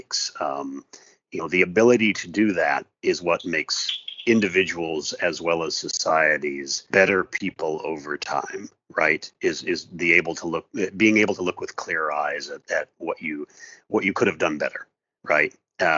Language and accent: English; Seattle, Washington, United States; moved away as an adult; also born or lived in Southern California; my family and I moved from Southern California, where we had been living for 16 years, back to my hometown. So we are now in right in the heart of Seattle.